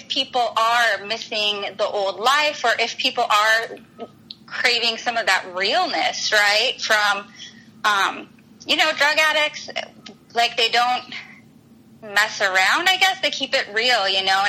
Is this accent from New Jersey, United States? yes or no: no; Utah, United States; now in Scottsdale, United States; I grew up in Utah